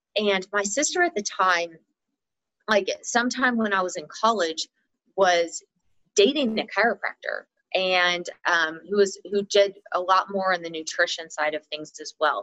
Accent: Texas, United States; now in Colorado, United States; I did most of my growing up in Texas, but we always had extended family here. So I was really between Colorado and Texas

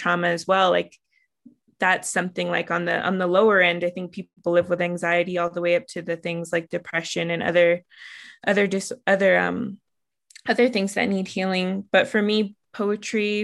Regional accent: Southern Ute Reservation, Colorado, United States; born or raised there

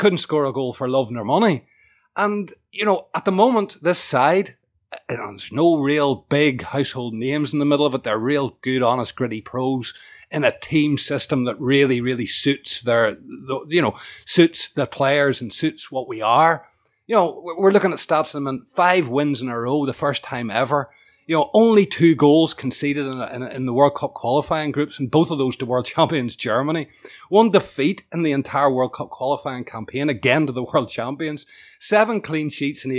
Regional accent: Northern Ireland, United Kingdom; my home country, Northern Ireland

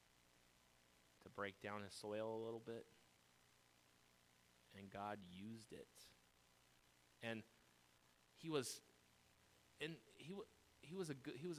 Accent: United States; I'm an American through and through

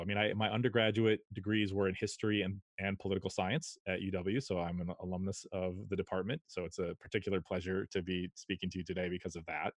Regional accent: Shorewood, Wisconsin, United States; also born or lived in Madison, Wisconsin; I grew up in Shorewood, Wisconsin, a suburb of Milwaukee

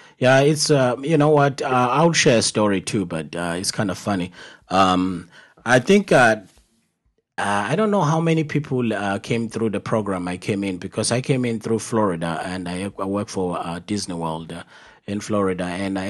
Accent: South Africa; accent: African; moved away as an adult; now in United States; I'm from Africa and very proud, you know, a proud Zulu like me, a proud South African like me, a proud African like me.

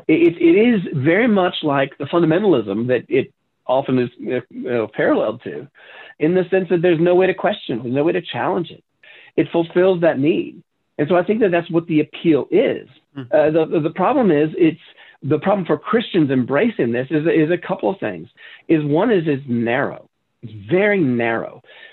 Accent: Southern United States, United States; as I said, I grew up in the South, but I'd been away from the South for a long time.

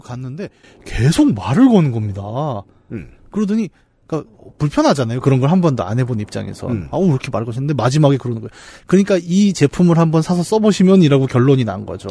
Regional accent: Bucheon, Gyeonggi Province, South Korea; 부천 사람으로서

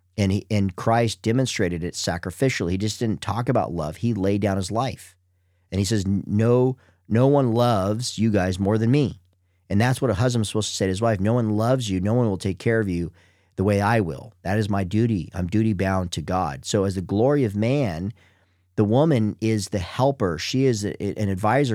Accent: United States; I'm from the United States.

